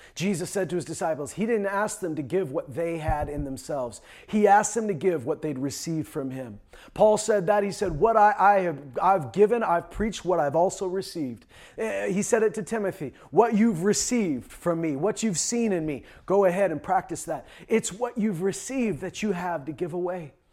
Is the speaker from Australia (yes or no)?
no; Canada; also born or lived in Saskatchewan / Alberta; I was born and raised in Saskatchewan and Alberta.